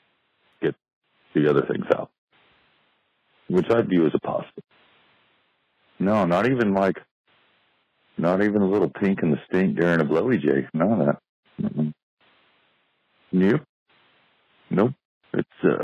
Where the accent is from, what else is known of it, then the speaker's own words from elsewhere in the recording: the South, United States; I'm from the South.